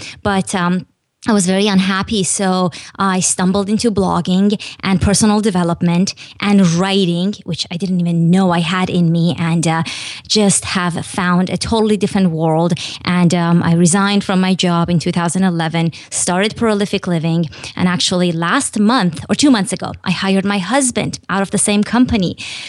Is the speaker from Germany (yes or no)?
no; Iran; but I was born and raised in Iran, which is a country in the Middle East.